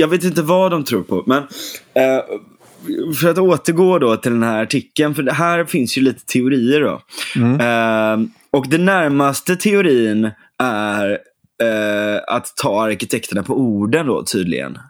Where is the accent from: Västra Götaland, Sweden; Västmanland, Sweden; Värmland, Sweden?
Västra Götaland, Sweden; Gothenburg; now in Huddinge, Sweden; Jag är, jag är född på Salgrenska